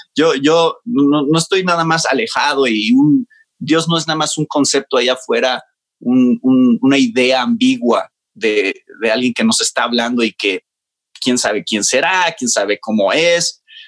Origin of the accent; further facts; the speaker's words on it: Mexico City, Mexico; also born or lived in Georgia, United States; yo nací en México y crecí en México. Ok, entonces, soy mexicano